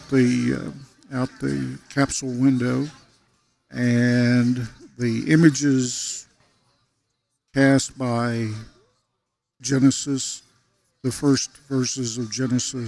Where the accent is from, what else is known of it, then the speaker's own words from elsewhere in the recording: Western Oklahoma, United States; moved away; grew up in Western Oklahoma, as we've talked about, and I grew up in an era where Christmas pageants were a routine part of the public school system